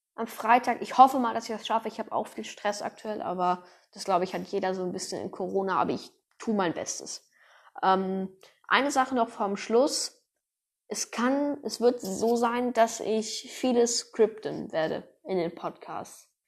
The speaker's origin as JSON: {"language": "German", "region": "North Rhine-Westphalia", "country": "Germany", "said": "ich komme aus Deutschland, aus NRW"}